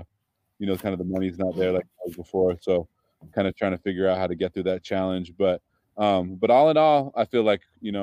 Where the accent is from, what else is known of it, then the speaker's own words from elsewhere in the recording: Berkeley, California, United States; also born or lived in Arizona / San Francisco; I grew up in Berkeley, and then I lived in San Francisco for about 10 years after that.